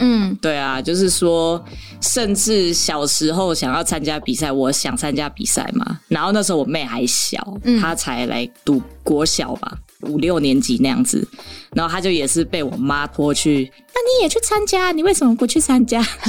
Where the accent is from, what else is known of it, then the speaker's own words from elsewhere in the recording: Taiwan; first language Tagalog; also born or lived in Philippines; 时候我父母带着我来到台湾，然后那个时候我们都是讲塔卡洛